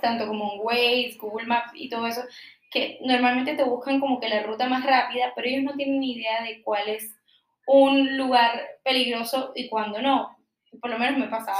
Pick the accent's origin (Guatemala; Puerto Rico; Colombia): Colombia; yo soy súper colombiana